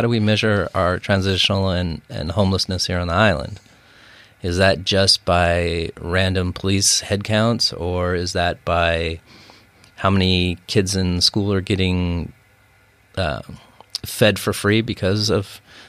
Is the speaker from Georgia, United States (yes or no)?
no; Bothell, Washington, United States; born or raised there